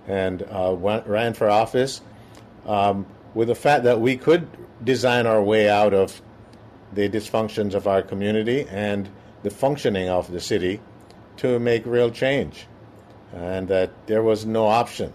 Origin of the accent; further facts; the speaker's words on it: Jamaica; moved away as an adult; now in Minneapolis, United States; I am originally from Jamaica.